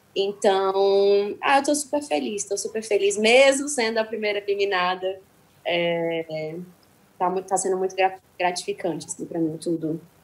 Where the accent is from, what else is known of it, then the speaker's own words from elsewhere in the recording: Ceará, Brazil; Eu sou cearense e eu, como brasileira e cearense